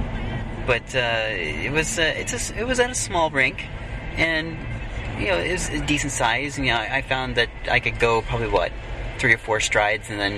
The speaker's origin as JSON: {"language": "English", "country": "United States", "moved": "yes", "lives_now": "Vancouver, Canada", "said": "as an American"}